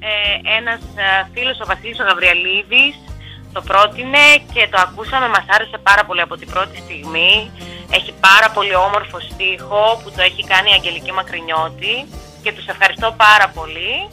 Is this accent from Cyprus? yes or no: no; Russia; Οι παππούδε είναι από το Πόντο και οι γονεί μου πήγαν για σπούδε στη Ρωσία. Εγώ έχω γεννηθεί στη Ρωσία από Έλληνε γονεί.